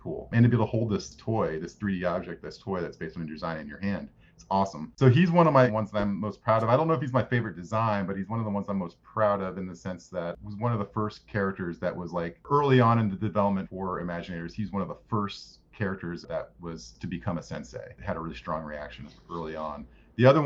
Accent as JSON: {"language": "English", "country": "United States", "tie": "born or raised there", "said": "I grew up right outside of Washington, D.C."}